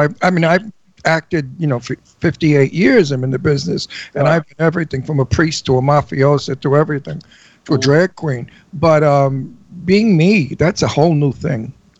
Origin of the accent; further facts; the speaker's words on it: New York City, New York, United States; now in Palm Springs, United States; I don't speak the way the script is written. It's too proper English. I'm from Brooklyn.